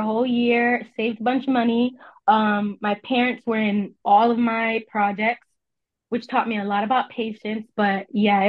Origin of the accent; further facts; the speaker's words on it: New Jersey, United States; also born or lived in Texas; I'm from New Jersey. I'm from I was born in Texas, but I claim New Jersey because I was part of a military family and we moved around a lot. But I typically claim New Jersey as where I'm from.